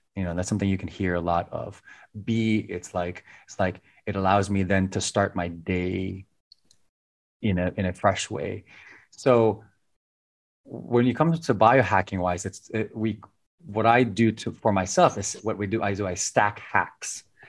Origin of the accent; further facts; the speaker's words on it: Philippines; growing up in the Philippines